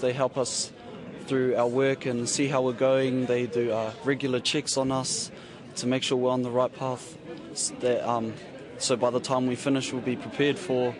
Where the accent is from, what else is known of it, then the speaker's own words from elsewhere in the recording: New Zealand; now in Wellington, New Zealand; I live in Wellington and I'm from Wairo in Waoriki. My iwi are Ngāti Kahungunu me Ngāti Porou.